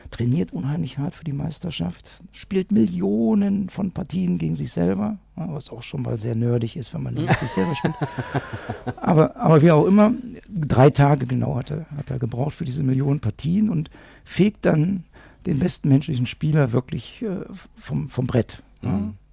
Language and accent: German; Moers, North Rhine-Westphalia, Germany; Wenn ich dir sage, ich komme aus Mörs, auch Mörs hat seine 3000er, das wissen die wenigsten.